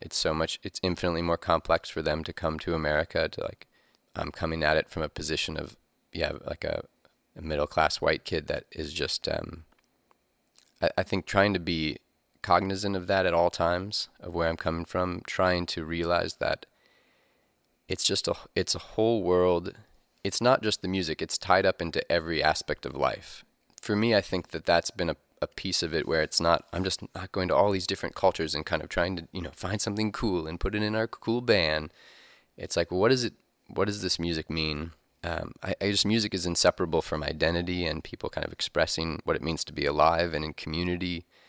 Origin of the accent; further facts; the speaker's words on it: Missouri, United States; we're kind of in the crossroads here in Missouri